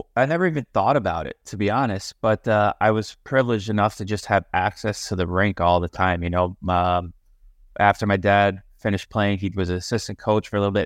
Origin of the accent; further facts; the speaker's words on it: Syosset, New York, United States; on the island. Uh, played played there my whole life. Uh, my my parents were we were in Syosset